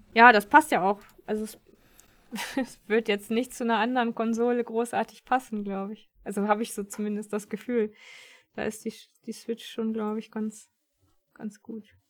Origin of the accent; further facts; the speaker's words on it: Germany; bei uns in Deutschland